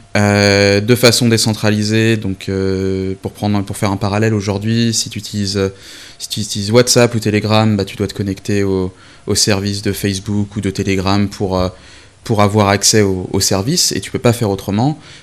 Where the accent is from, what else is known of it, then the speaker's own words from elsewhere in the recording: Brest, Brittany, France; moved away as an adult; also born or lived in Rennes; now in London, United Kingdom; j'ai vécu 22-23 ans de ma vie à, à Brest, avec un petit passage à Rennes